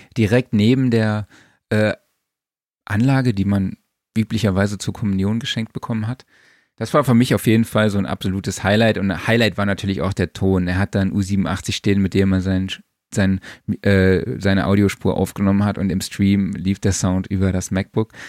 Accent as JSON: {"language": "German", "region": "Saarland", "country": "Germany", "said": "ich komme aus dem Saarland"}